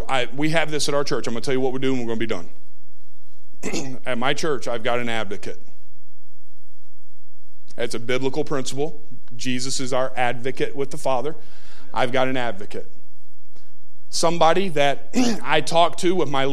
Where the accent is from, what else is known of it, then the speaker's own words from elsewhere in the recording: Tennessee, United States; I grew up in Trailer Parkville, Tennessee